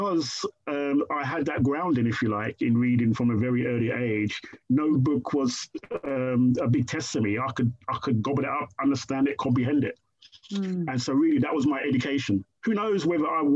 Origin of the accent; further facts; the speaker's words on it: Croydon, London, United Kingdom; also born or lived in Brixton; a kid raised in Shirley Oaks, where it's kind of the surroundings of Shirley Oaks is very, very rural kind of Surrey kind of belt